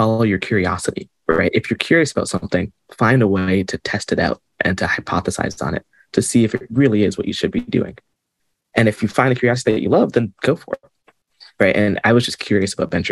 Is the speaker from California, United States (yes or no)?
no; Seattle, Washington, United States; I grew up in Seattle